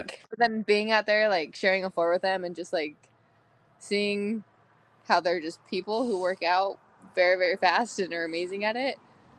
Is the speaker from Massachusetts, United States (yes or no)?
no; Utah, United States; So I graduated when I was 17 from Southern Utah, and then went to college, and then was just kind of there on my own for the last couple years, and decided that I wanted to change. Like, Utah's never been a place that I said I wanted to stay forever.